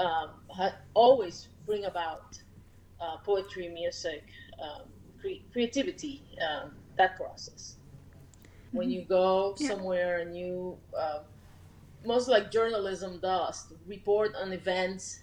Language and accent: English; Puerto Rico; moved away; I'm originally from Puerto Rico